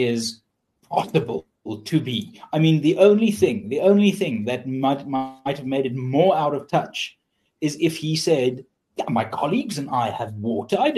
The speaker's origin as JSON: {"language": "English", "country": "South Africa", "said": "as a South African"}